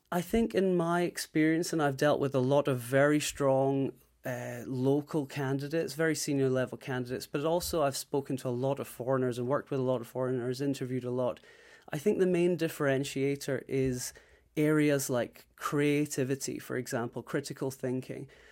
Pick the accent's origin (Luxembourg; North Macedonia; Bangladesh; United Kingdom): United Kingdom; Scotland; moved away as an adult; also born or lived in Shanghai, China; now in Taipei, Taiwan; I'm originally from Scotland